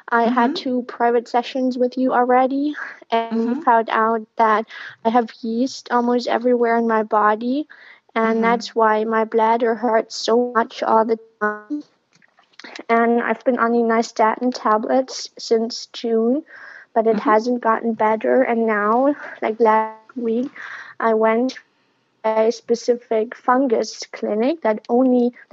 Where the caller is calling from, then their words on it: Germany; Um, I'm calling from Germany. I live in Berlin, but I'm in southern Germany with my dad right now.